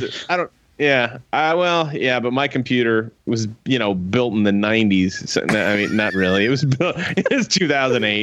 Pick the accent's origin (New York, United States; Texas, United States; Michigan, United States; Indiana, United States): Texas, United States; Alvin; growing up in Alvin